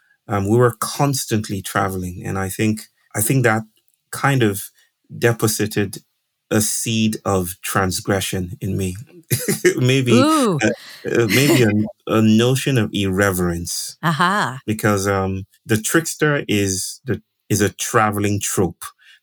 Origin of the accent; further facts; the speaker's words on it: Nigeria; I grew up in Nigeria, which is west of Africa, and I did a lot of traveling with my family.